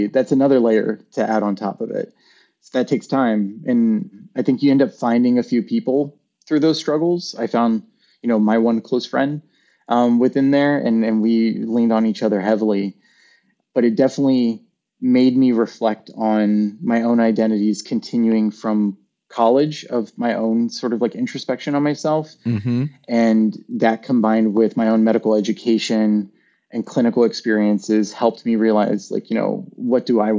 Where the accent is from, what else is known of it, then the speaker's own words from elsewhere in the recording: the South, United States; growing up in the South and being one of only like, you know, a few of Latina like kids in school